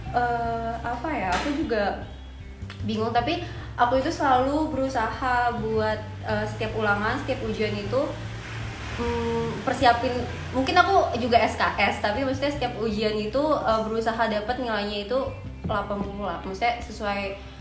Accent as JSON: {"language": "Indonesian", "region": "Jakarta", "country": "Indonesia", "said": "asalnya dari Jakarta"}